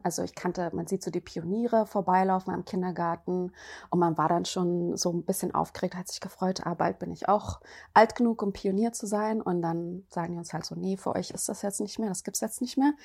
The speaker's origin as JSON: {"language": "German", "country": "Germany", "tie": "born or raised there", "said": "es wurde auch damals in der DDR äh, als JWD bezeichnet, also Janzwei draußen, mhm. die Gegend, wo ich aufgewachsen bin"}